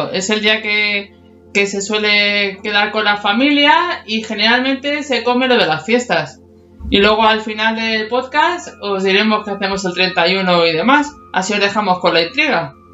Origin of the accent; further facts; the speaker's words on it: Madrid, Community of Madrid, Spain; Nosotros que somos de Madrid es lo que os podemos contar.